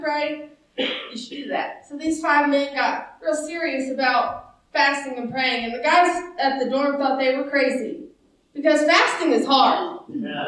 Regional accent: United States; I'm a disciple before I'm an American

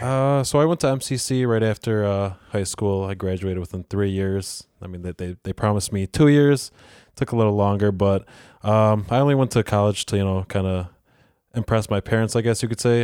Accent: Churchville, New York, United States; also born or lived in Rochester, New York (Avenue D); in third grade, we moved out to, to Churchville.

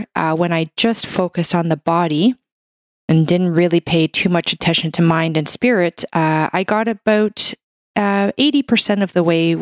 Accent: Canada; I'm a Canadian medical doctor

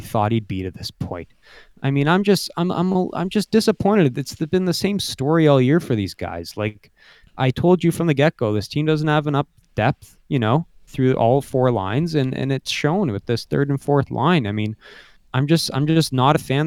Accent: Canada; being a Canadian.

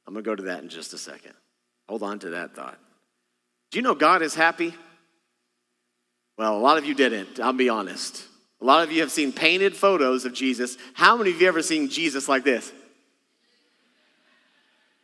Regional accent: Texas, United States; moved away; I'm from Texas originally

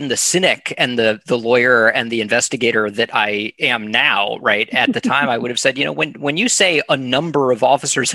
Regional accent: South Florida, United States; moved away; also born or lived in California / Tallahassee, Florida / Boston; I was born in California. I have no memories of it. My parents moved to South Florida before I was two, or right around the time I was two. Mm-hmm. So I grew up in South Florida.

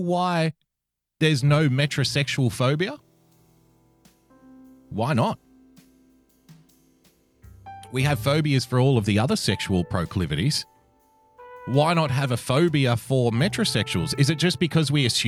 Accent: Australia; I'm an Australian

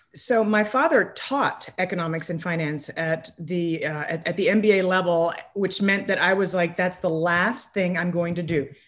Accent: United States; I'm very American

